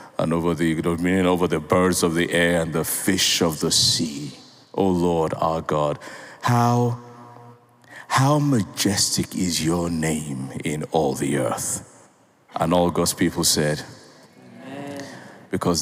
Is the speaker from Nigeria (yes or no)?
yes; Nigeria; I'm a Nigerian.